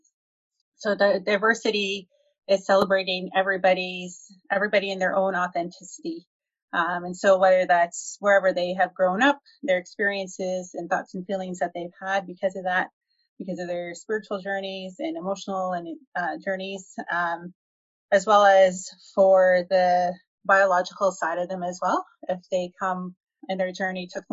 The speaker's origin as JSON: {"language": "English", "region": "Alberta", "country": "Canada", "tie": "born or raised there", "said": "I'm born and raised in Alberta."}